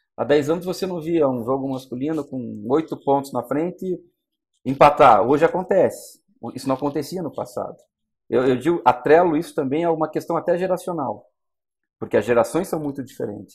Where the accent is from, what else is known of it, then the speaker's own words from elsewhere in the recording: Curitiba, Paraná, Brazil; na minha cidade natal, né, em Curitiba